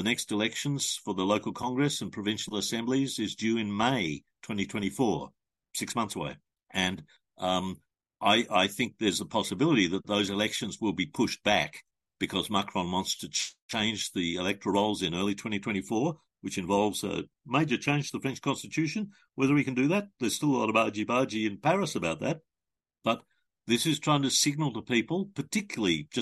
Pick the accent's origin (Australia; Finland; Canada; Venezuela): Australia; an Australian citizen